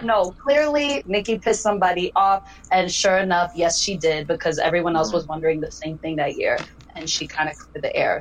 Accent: Denver, Colorado, United States; growing up in Denver was a lot of like EDM and fist pumping that I was surrounded

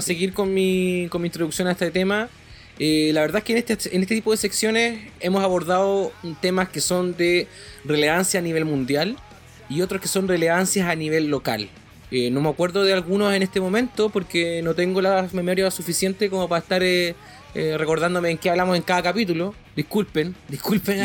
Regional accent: Valdivia, Los Ríos, Chile; soy de Valdivia

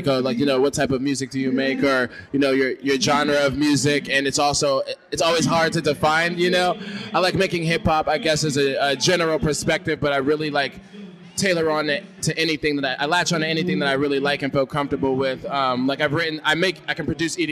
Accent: San Diego, California, United States; also born or lived in Hartford, Connecticut; I'm from Connecticut is where I was born, Hartford. Shout out to Hartford. But I live out here in San Diego now, and I've lived out here pretty much my whole life since I was a little kid

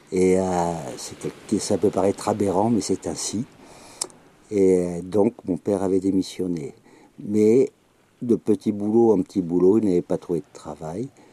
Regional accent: Soustons, Nouvelle-Aquitaine, France; Je suis né dans les Landes, à Souston très exactement

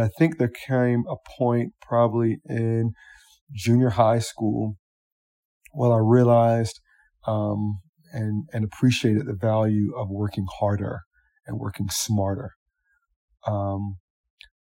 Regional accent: Columbia, South Carolina, United States; I was born in Columbia, South Carolina

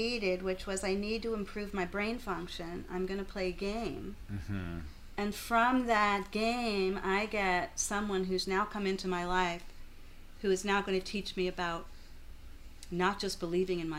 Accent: Louisville, Kentucky, United States; now in Philadelphia, United States; my hometown, Louisville, Kentucky

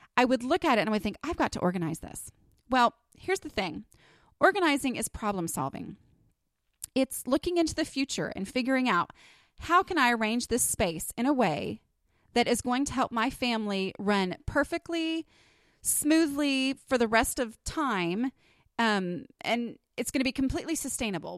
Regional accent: Texas, United States; accent: Texas; my little Texas accent

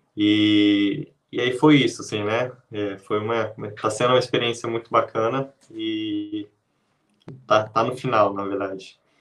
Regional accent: interior of São Paulo, Brazil; moved away as an adult; now in Londrina, Brazil; eu sou do interior de São Paulo

